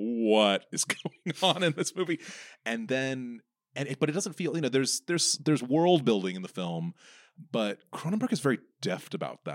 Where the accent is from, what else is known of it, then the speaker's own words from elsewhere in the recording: United States; I am, like, the only one, apart from the other few Americans